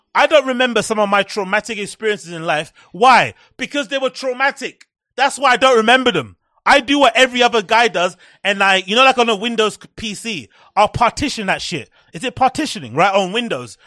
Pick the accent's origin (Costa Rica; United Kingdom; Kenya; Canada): United Kingdom; England; As English people, as British people, we deserve Turkish teeth because we all have terrible teeth here